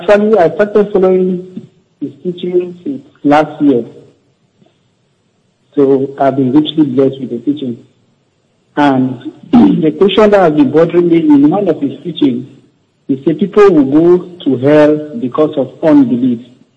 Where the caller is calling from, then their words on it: Cyprus; I'm calling from Cyprus.